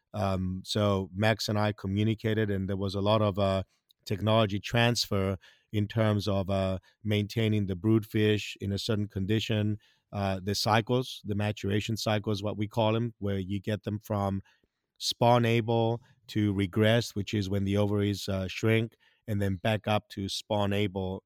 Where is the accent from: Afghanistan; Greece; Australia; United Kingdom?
Greece; English is a second language; moved away as an adult; also born or lived in Hawaii / South Mississippi; now in Mississippi, United States; I'm originally from Greece